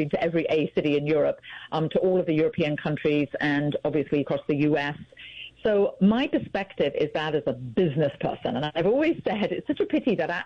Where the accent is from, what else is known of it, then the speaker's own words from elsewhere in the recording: England, United Kingdom; now in United States; you probably can tell from my accent, I was born in England